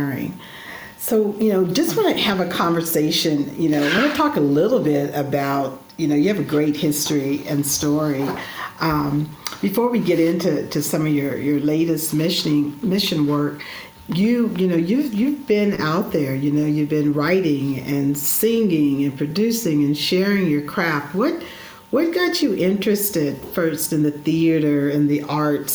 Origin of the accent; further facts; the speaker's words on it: Northern California, United States; moved away as an adult; now in Chicago, United States; I'm a native Californian, Northern California